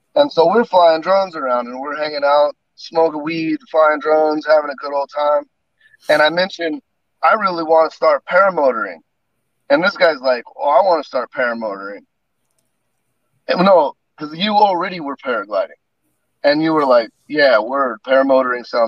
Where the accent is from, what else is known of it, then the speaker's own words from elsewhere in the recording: Hemet, California, United States; now in Sherwood, United States; I grew up down in Hemet in Southern California.